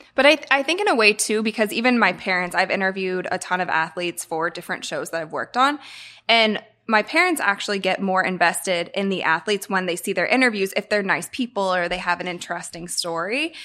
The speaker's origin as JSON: {"language": "English", "town": "Akron", "region": "Ohio", "country": "United States", "tie": "born or raised there", "moved": "yes", "said": "I'm from Akron, Ohio, and so I also don't live in Akron anymore"}